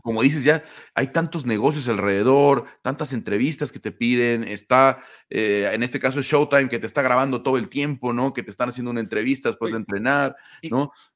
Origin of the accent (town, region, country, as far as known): Mexico